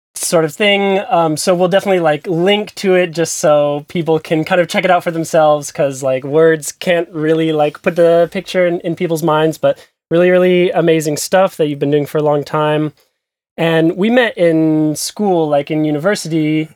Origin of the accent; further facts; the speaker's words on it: United States; moved away as an adult; now in Berlin, Germany; from the U S like me, but, uh, based also in Berlin